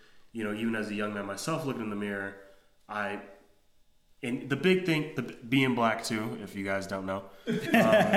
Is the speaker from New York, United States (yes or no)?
yes; New York City, New York, United States; growing up in New York